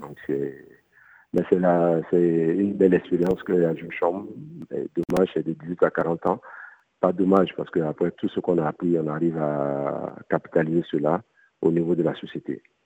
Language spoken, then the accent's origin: French; Côte d’Ivoire; now in Mali; j'ai grandi en Côte d'Ivoire. Je suis arrivé au Mali en 95